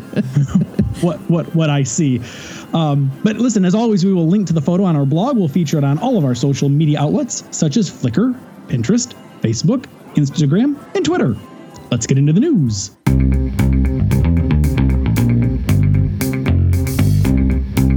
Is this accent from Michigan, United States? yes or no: yes; Michigan, United States; I'm from Michigan